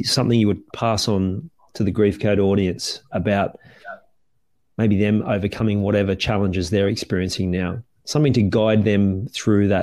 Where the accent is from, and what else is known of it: Australia